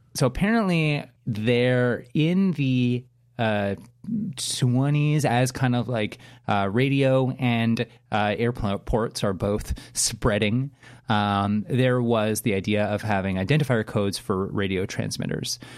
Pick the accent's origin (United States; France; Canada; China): Canada; as a Canadian